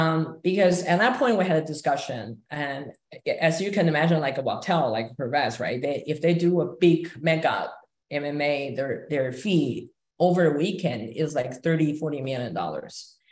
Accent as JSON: {"language": "English", "region": "Quebec", "country": "Canada", "said": "I can easily get an offer from a major law firm in the Silicon Valley just because I'm from Quebec."}